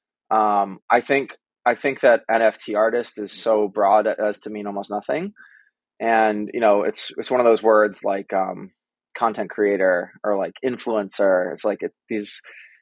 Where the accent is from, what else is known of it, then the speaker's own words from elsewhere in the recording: Needham, Massachusetts, United States; moved away as an adult; now in Brooklyn, United States; I grew up in Boston, or a town called Needham, Massachusetts